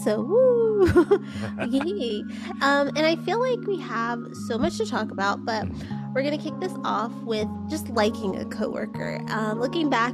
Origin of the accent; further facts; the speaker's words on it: California, United States; moved away; where I grew up in California.